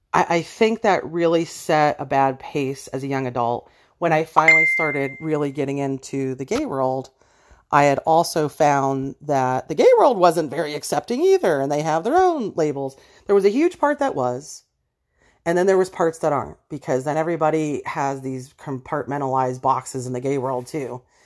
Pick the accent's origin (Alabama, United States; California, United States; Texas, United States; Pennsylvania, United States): Pennsylvania, United States; Erie; born or raised there